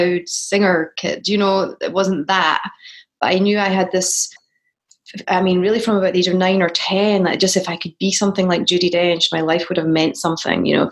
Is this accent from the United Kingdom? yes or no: yes; Scotland, United Kingdom; moved away as an adult; now in United States; I've worked more as a Scottish person here